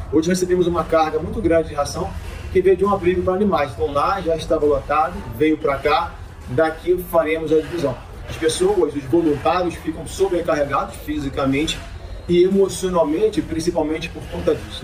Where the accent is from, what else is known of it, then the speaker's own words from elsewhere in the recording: Petrópolis, Rio de Janeiro, Brazil; médico veterinário, nascido e criado em Petrópolis, 47 anos na região